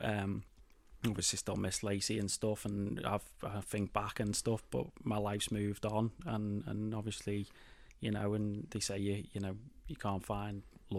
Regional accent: Claughton, North West England, United Kingdom; So I was born in Claughton Village.

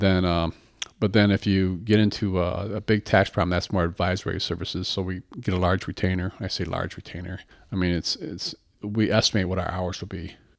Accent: Battle Creek, Michigan, United States; also born or lived in Boston; born and raised in Battle Creek

